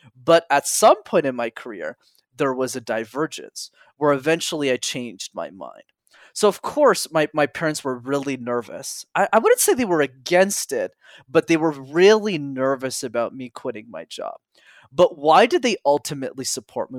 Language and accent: English; Montreal, Quebec, Canada; I grew up in Montreal where I'm still based